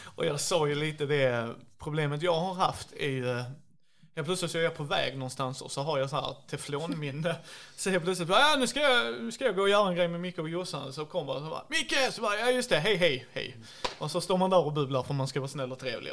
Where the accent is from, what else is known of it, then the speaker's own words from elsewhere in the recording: Skåne, Sweden; jag är ju skåning